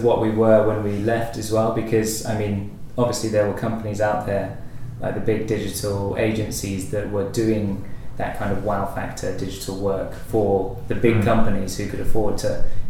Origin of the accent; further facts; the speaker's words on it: California, United States; I'm from California.